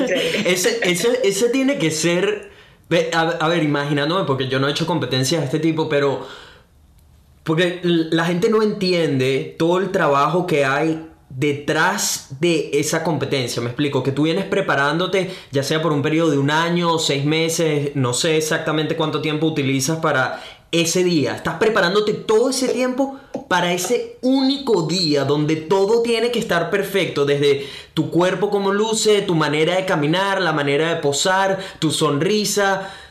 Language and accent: Spanish; Venezuela; now in Brisbane, Australia; soy un venezolano, un latino que vive en Brisbane, Australia